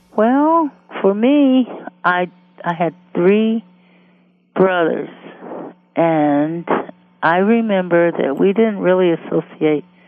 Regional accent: Detroit, Michigan, United States; grew up in Detroit, Michigan, and I was born in 1950

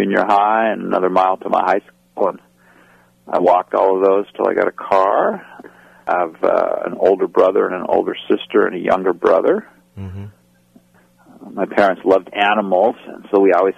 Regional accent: Yakima, Washington, United States; I grew up in Yakima, Washington, which is in the central part of Washington State on the east side of the Cascades

